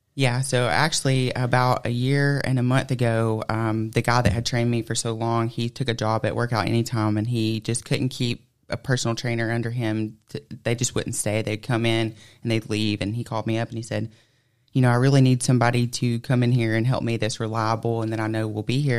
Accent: Plainville, Georgia, United States; I'm from Plainville, Georgia. I actually still live in Plainville, Georgia

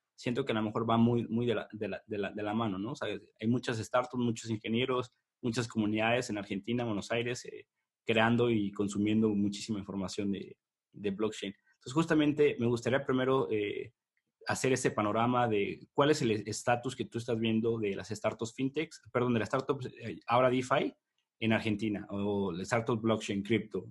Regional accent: Mexico; yo soy mexicano

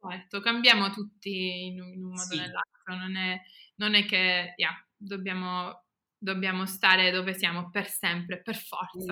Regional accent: Germany; also born or lived in England; now in United Kingdom; io non sono cresciuta in Italia, io sono cresciuta in Germania

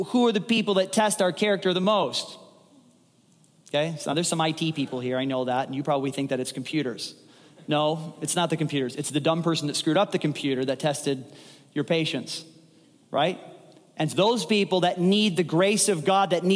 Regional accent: United States; we as Americans

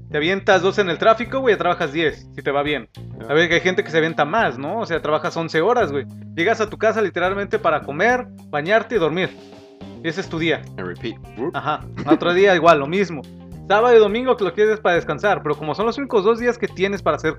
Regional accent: Mexico; moved away as an adult; now in United States; Somos mexicanos

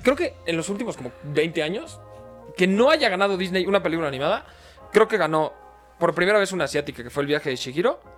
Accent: Mexico; nosotros somos mexicanos

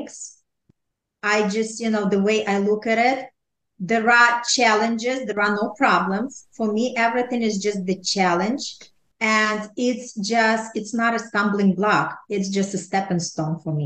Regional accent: Ukraine; now in New York City, United States; I was raised in Ukraine

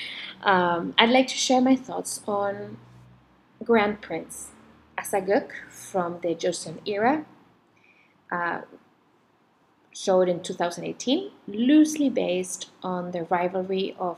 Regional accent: Chile; also born or lived in France; now in Asia; I'm originally from Chile and France. But currently, we live with my family in somewhere in Asia.

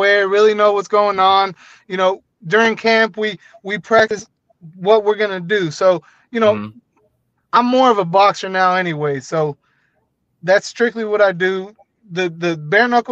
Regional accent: Houston, Texas, United States; growing up in Houston

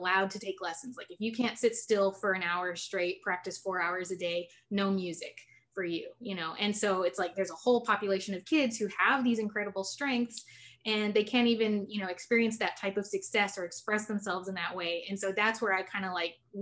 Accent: San Antonio, Texas, United States; I'm born and raised in San Antonio, Texas

